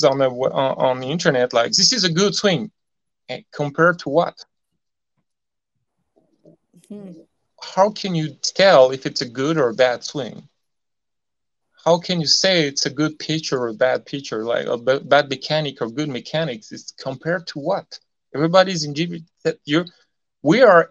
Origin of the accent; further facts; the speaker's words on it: France; English is a second language; I'm not English, I'm French